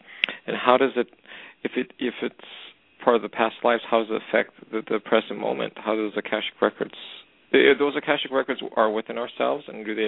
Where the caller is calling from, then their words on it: Canada; I'm calling from Canada.